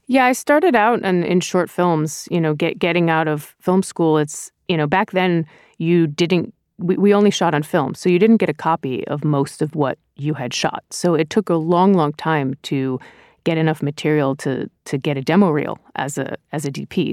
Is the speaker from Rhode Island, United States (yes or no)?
yes; Rhode Island, United States; moved away as an adult; also born or lived in New York; I grew up in Rhode Island.